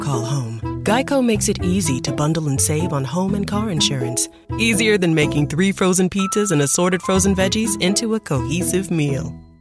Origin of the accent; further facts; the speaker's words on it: North Carolina, United States; moved away; I'm from North Carolina originally